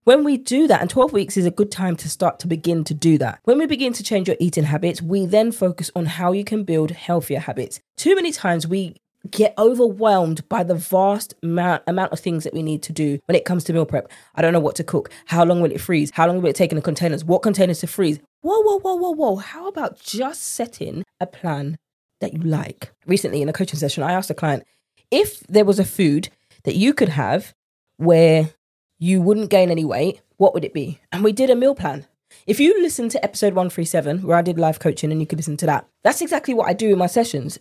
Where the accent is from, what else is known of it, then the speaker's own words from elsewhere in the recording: United Kingdom; accent: British; my British accent